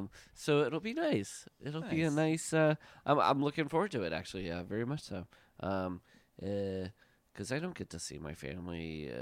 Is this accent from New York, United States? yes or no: no; Le Mars, Iowa, United States; moved away; we're from the 4th district of Iowa. Yeah. And so even though we didn't – I'm from Lamar's and Mike is from Fort Dodge, we were close enough to be in the same district.